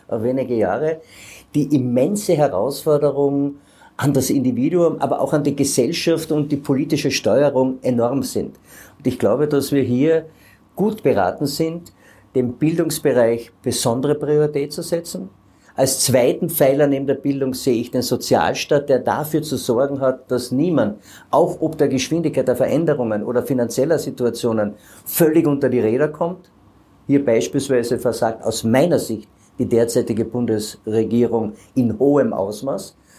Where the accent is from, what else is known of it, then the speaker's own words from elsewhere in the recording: Carinthia, Austria; bei uns in Kärnten